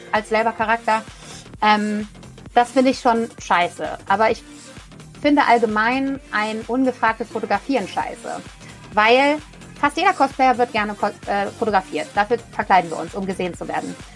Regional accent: Rhineland, Germany; ich komme ja hier aus dem Rheinland, ich liebe Karneval

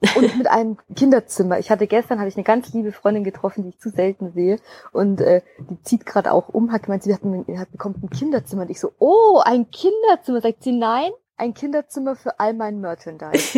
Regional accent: Bavaria, Germany; bei uns aus weißt, Bayern

